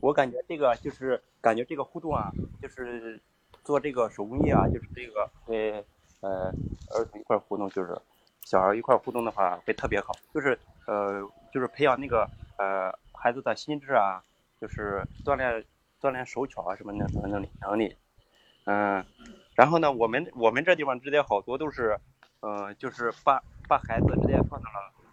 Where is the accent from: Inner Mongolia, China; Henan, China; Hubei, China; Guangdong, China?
Henan, China; Shangqiu; 来自河南双丘